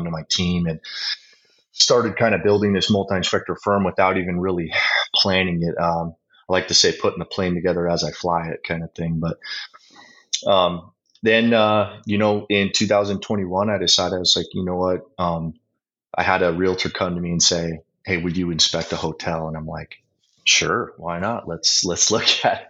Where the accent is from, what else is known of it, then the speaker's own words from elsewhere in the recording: Flagstaff, Arizona, United States; I was born and raised in Flagstaff, Arizona.